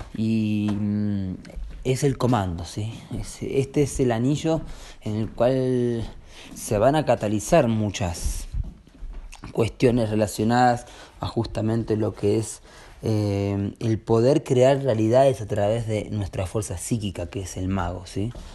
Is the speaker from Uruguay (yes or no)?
yes; Uruguay; now in Urubamba, Peru; venimos de Uruguay y ahora estamos en Urubamba